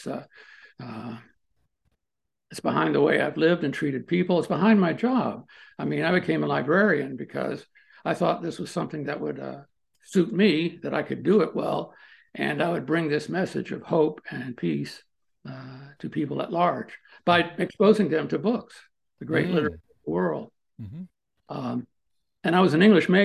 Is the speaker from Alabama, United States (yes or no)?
no; Maryland, United States; moved away as an adult; also born or lived in Washington, D.C. / College Park, Maryland / Boulder, Colorado / Colorado Springs, Colorado; now in Missouri, United States; I grew up there. I was born in Washington, D.C. And when I say Maryland, I mean the D.C. area